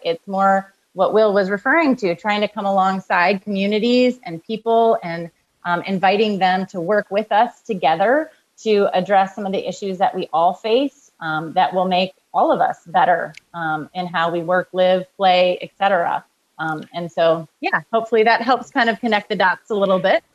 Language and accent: English; Kalamazoo, Michigan, United States; I grew up in uh, Kalamazoo, Michigan